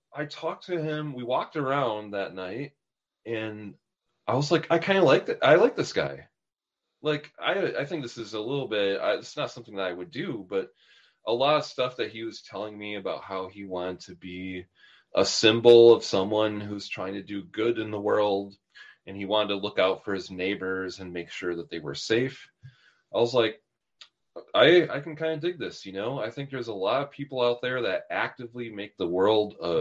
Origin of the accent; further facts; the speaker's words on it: Milwaukee, Wisconsin, United States; Milwaukee, which is my hometown